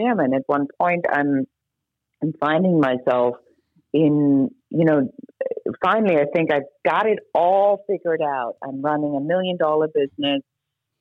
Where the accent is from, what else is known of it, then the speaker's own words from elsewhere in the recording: Germany; moved away as an adult; now in United States; I'm originally from Germany